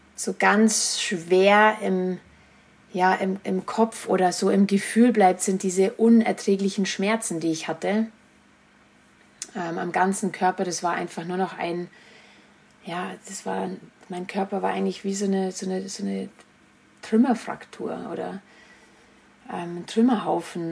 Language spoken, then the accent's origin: German; Germany; nach Murnau transportiert wurde, also nach Bayern, das war nur so an, eineinviertel Stunden entfernt, wo ich, wo ich herkomme